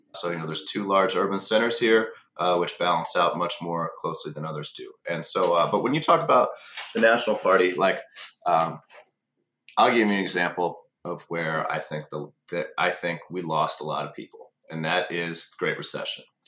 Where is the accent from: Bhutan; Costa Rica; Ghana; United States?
United States; Jefferson City, Missouri; this neighborhood I grew up in down in Jeff City, Missouri.